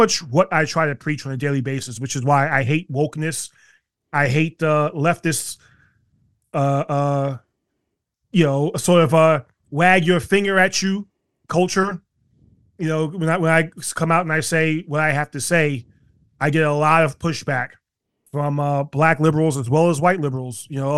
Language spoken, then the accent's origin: English; New York City, New York, United States; You know, I grew up in South Jamaica, Queens, which was a rough area, still is.